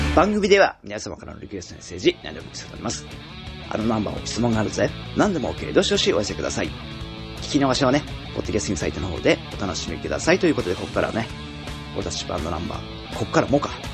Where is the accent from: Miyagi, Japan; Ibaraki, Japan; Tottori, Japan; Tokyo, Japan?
Ibaraki, Japan; Pacific coast of Ibaraki Prefecture, Japan; moved away; 俺の地元、茨城県太平洋側はね